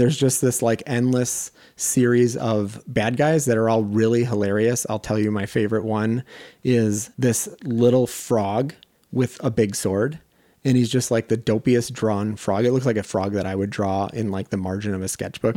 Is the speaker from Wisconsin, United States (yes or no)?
yes; just outside Madison, Wisconsin, United States; moved away as an adult; also born or lived in Minnesota; I'm from Wisconsin, specifically just outside Madison